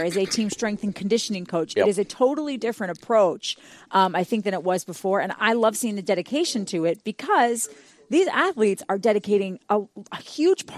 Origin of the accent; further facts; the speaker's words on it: Wisconsin, United States; now in Boston, United States; I live in Boston now, but I'm from Wisconsin originally.